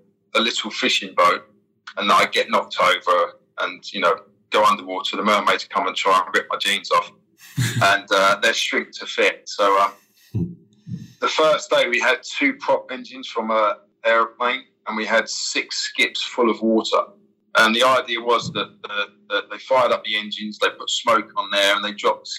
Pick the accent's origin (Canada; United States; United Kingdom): United Kingdom; London; moved away as an adult; where I'm from East London